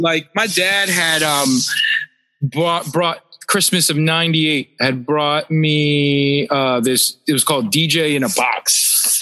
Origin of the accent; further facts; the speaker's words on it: Philadelphia and Pittsburgh, Pennsylvania, United States; moved away; also born or lived in Lansdale, Pennsylvania / Minnesota; I will call myself a Pennsylvania uh, native and born in Philly and bred in Pittsburgh.